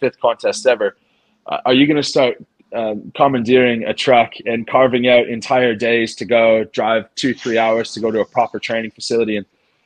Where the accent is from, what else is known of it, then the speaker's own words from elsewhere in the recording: Canada; moved away as an adult; when I moved back to Canada to start the practice